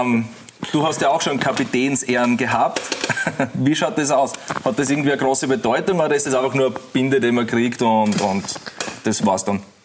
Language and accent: German; Styria, Austria; ich als Steirer